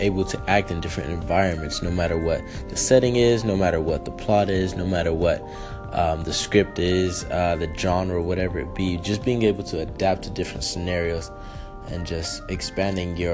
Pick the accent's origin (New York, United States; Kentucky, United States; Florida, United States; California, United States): California, United States; Los Angeles; also born or lived in Fresno, California; now in Las Vegas, United States; I am from Los Angeles, California, born in Fresno, raised in the central part